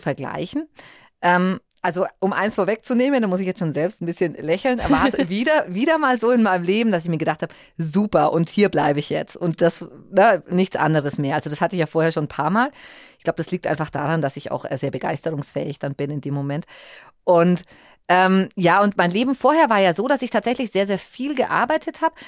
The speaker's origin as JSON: {"language": "German", "area": "Fürth district", "region": "Bavaria", "country": "Germany", "also_born_or_lived": "Böblingen / Nuremberg", "said": "ich ähm, selbst bin ja ursprünglich aus dem Landkreis Fürth gekommen"}